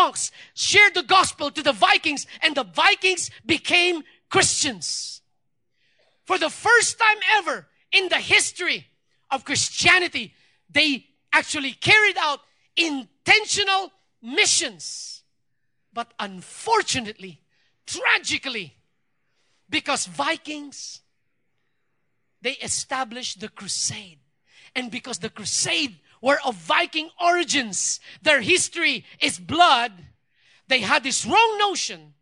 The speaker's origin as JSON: {"language": "English", "country": "Philippines"}